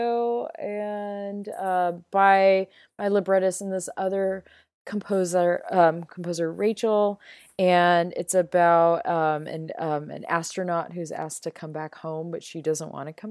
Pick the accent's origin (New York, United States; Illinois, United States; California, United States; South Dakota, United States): California, United States; Los Angeles; moved away as an adult; also born or lived in Vermont; now in Central Ohio, United States; I lived in LA all my life